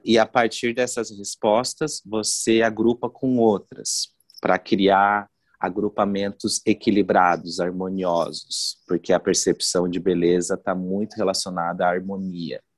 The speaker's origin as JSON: {"language": "Portuguese", "town": "Foz do Iguaçu", "region": "Paraná", "country": "Brazil", "moved": "as an adult", "lives_now": "Curitiba, Brazil", "said": "eu sou de Foz do Iguaçu, moro em Curitiba fazem 15 anos. Eu vim fazer faculdade de moda aqui"}